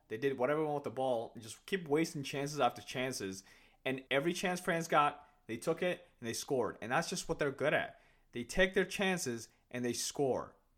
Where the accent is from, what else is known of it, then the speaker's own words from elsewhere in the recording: Kenya; now in United States; my parents are Somalians, and I was born in Kenya. I have never been to Somalia in my life, right? But when I, whenever I tell people that I'm from Kenya